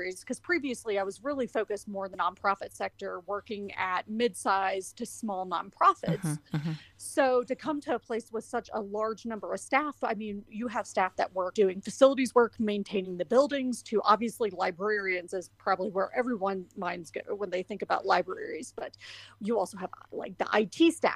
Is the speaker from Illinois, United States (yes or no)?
no; Louisville, Kentucky, United States; moved away as an adult; also born or lived in Colorado; now in Colorado Springs, United States; I'm originally from Louisville, Kentucky. So born and raised there, lived there for majority of my life